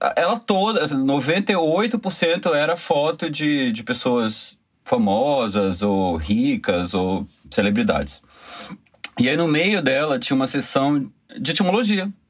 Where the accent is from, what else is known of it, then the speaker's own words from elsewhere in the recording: Bahia, Brazil; moved away as an adult; now in Rio de Janeiro, Brazil; sou baiano, moro no Rio há 17 anos, vim fazer faculdade e fiquei